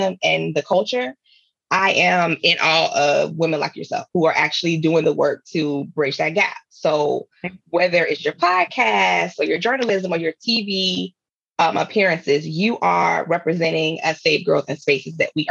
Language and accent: English; United States; fellow DMV native